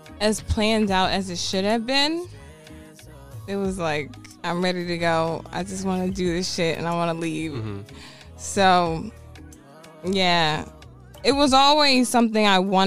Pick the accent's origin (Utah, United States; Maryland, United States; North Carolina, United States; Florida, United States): Maryland, United States; Baltimore; I'm from over east down the hill, but I was raised in the creek. I was raised in Woodlawn